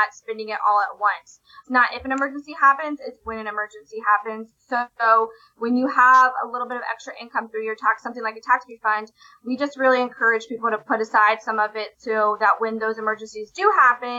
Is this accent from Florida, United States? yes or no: yes; Florida, United States; my home state of Florida